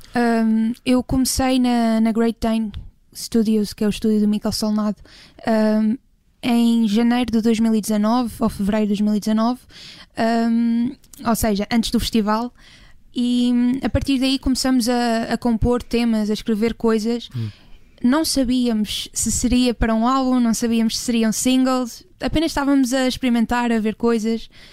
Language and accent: Portuguese; Ponta do Sol, Madeira, Portugal; moved away; lá na minha terra natal, que é a Ponta de Sol